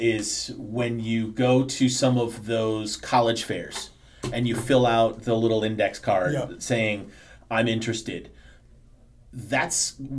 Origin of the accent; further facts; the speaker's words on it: Chicago, Illinois, United States; I grew up in Chicago when the Bulls were, like, when Michael was a rookie